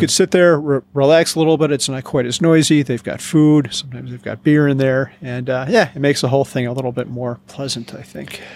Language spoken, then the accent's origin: English; Chicagoland, Illinois, United States; moved away; I am from the Chicagoland area